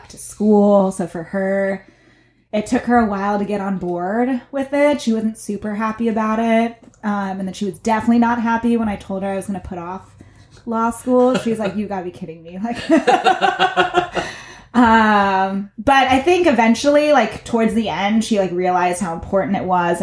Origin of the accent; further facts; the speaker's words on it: Davis, California, United States; also born or lived in Los Angeles; I grew up in Davis